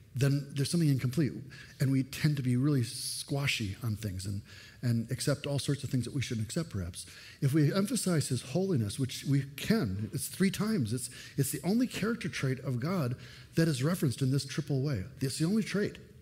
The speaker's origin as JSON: {"language": "English", "country": "United States", "said": "I'm an American, but I'm a foreigner in this country"}